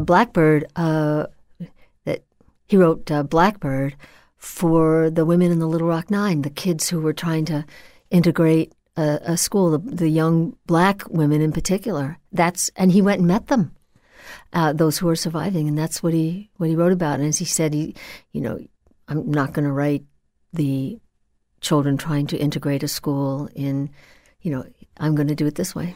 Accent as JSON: {"language": "English", "town": "Old Bethpage", "region": "New York", "country": "United States", "tie": "born or raised there", "said": "I grew up in Old Bethpage."}